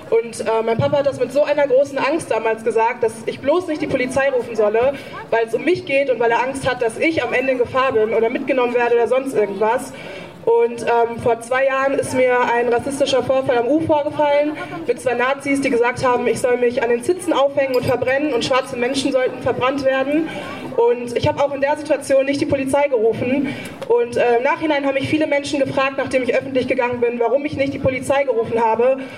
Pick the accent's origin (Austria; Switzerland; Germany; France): Germany; Dortmund, North Rhine-Westphalia; born there; ich bin in Dortmund geboren und in Deutschland.